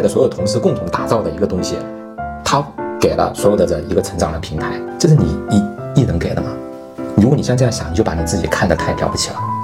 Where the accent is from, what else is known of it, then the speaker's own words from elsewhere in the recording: China; 我们中国人